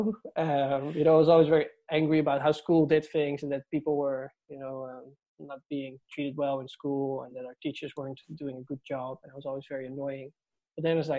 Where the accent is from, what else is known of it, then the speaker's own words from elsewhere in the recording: Netherlands; moved away as an adult; now in Dublin, Ireland; I'm from the Netherlands, and I moved to Dublin 3 years ago to pursue a PhD in UCD.